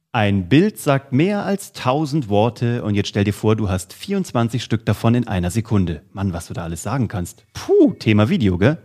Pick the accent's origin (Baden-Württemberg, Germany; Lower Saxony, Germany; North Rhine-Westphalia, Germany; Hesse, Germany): Hesse, Germany; Kassel; in Kassel, wo ich herkomme